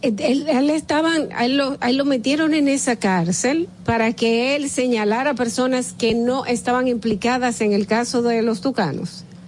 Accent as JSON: {"language": "Spanish", "country": "Dominican Republic", "said": "nosotros como dominicanos"}